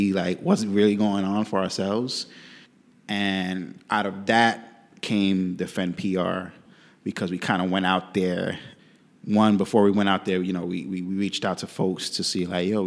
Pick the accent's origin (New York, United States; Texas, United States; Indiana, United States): New York, United States; New York City; also born or lived in Puerto Rico; I'm from Bushwick, New York, too. Grew up in Bushwick, still live in Bushwick.